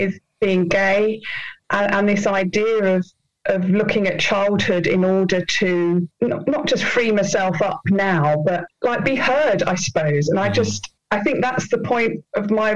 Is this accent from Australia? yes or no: no; Penge, London, United Kingdom; growing up in Penge with my mum and dad.